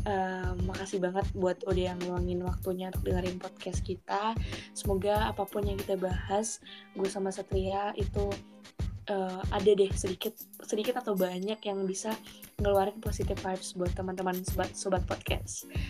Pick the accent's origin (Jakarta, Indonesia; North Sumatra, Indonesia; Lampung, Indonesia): North Sumatra, Indonesia; Sumatera Utara, Sumatera Utara sebenarnya.